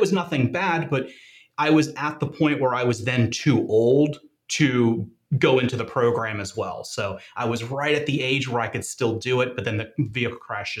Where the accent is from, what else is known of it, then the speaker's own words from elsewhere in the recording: Tampa, Florida, United States; I grew up in the Tampa Bay, Florida area.